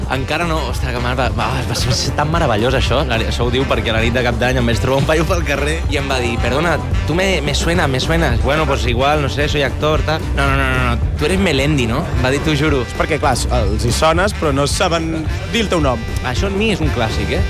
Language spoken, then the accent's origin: Catalan; Manresa, Catalonia, Spain; also born or lived in Barcelona; jo soc de Manresa